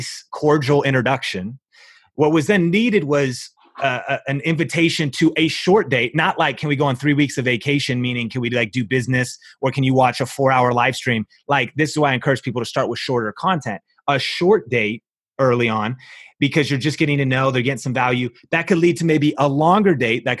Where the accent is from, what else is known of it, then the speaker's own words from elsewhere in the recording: Seattle, Washington, United States; moved away; I came from Seattle, grew up in Seattle with my wife and I.